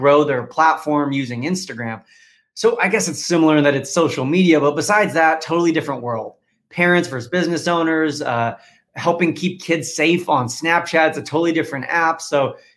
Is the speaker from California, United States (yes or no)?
yes; California, United States; moved away as an adult; also born or lived in Washington, D.C.; born and raised in California, but was going to school in Washington, D.C.